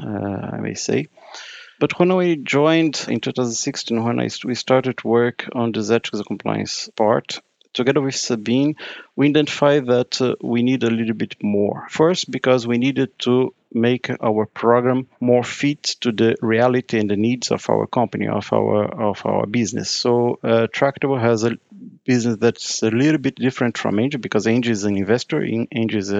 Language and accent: English; Brazil; moved away as an adult; now in Brussels, Belgium; I'm Brazilian. I came from Brazil. I actually live in Brussels now, working here since 2016.